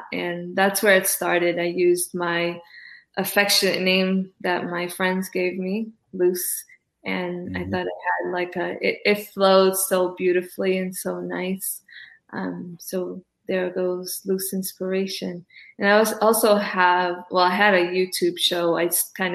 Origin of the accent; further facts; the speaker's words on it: Cape Verde; also born or lived in East Coast, United States; now in West Coast, United States; I was born in Cabo Verde. I'm an island girl to the core